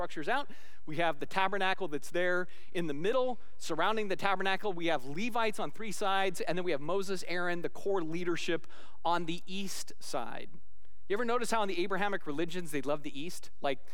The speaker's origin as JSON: {"language": "English", "region": "Scotland", "country": "United Kingdom", "said": "as a Scotsman"}